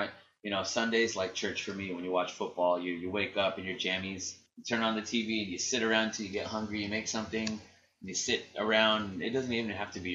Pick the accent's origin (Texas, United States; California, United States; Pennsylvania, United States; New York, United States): California, United States; San Diego; I didn't grow up in Chicago. I grew up in San Diego.